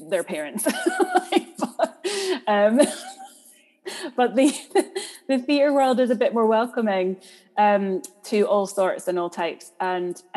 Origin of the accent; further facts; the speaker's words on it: Edinburgh, Scotland, United Kingdom; moved away as an adult; now in London, United Kingdom; I grew up near Craigmillar, like where the ERI is, where the hospital is